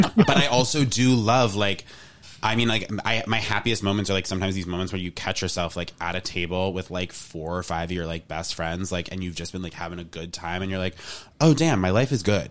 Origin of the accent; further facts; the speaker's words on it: New England, United States; I am from New England